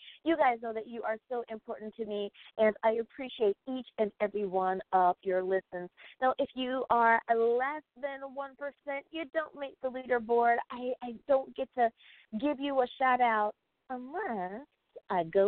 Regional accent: United States; my home country, the good old United States of America

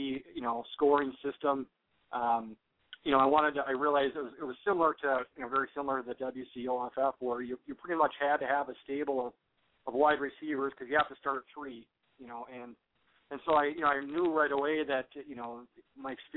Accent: Minnesota, United States; I'm from Minnesota. I live in the Twin City area in Minneapolis.

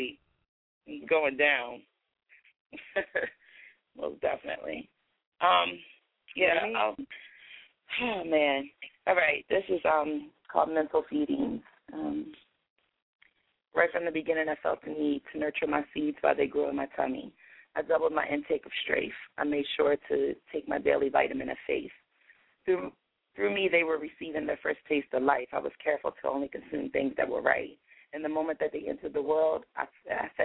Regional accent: Hagerstown, Maryland, United States; my hometown

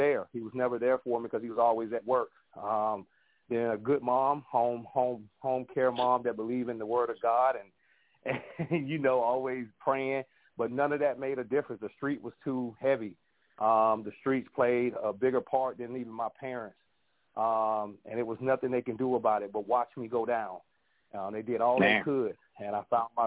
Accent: Jacksonville, Florida, United States; I'm from Jacksonville, Florida

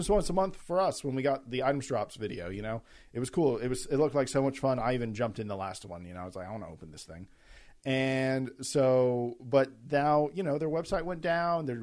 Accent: United States; I'm an American.

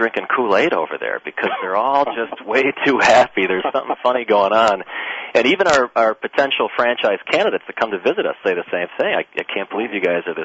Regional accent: Wisconsin, United States; now in Michigan, United States; I'm actually from Wisconsin

